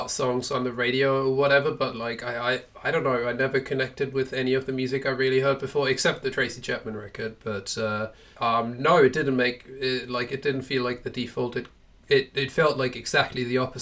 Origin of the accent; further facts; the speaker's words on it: Germany; I grew up in Germany